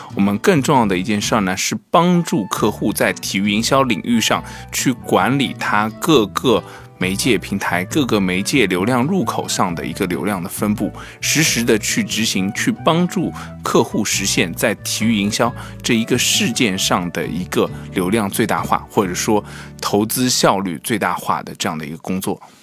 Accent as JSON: {"language": "Chinese", "country": "China", "said": "作为中国人"}